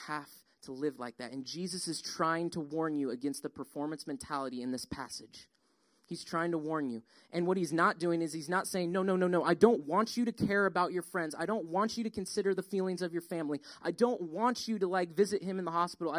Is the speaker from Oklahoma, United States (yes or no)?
no; Colorado, United States; now in Georgia, United States; We grew up in Colorado.